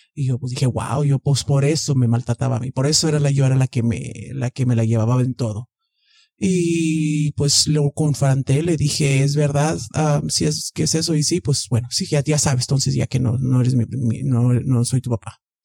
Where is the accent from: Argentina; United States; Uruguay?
United States; Texas; soy de aquí, de Texas.